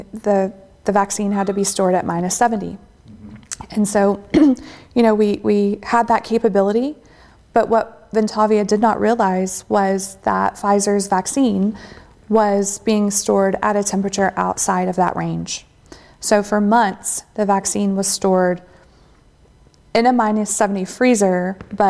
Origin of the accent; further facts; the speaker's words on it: Texas, United States; I'm from Texas.